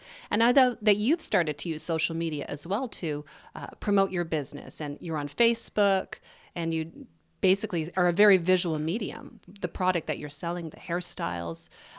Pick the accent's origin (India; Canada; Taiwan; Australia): Canada; Winnipeg, Manitoba; My hometown.